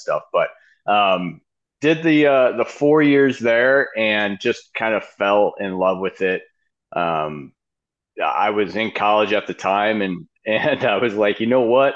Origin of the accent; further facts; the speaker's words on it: Grand Island, New York, United States; moved away as an adult; now in Phoenix, United States; I grew up in Buffalo, New York, a small town outside of Buffalo, actually called Grand Island, New York